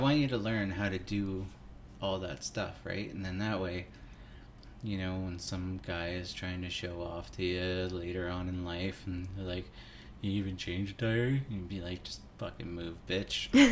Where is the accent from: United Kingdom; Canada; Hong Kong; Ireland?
Canada; Hagersville, Ontario; I grew up in Hagersville, Ontario